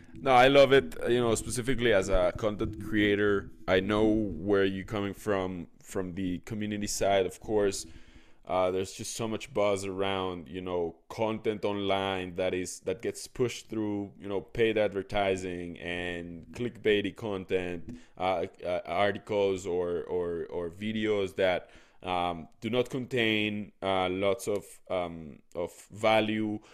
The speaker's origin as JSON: {"language": "English", "region": "Mexico City", "country": "Mexico", "tie": "born or raised there", "also_born_or_lived": "Israel", "moved": "yes", "said": "I was born in Mexico City, then I went to Israel, then I came back"}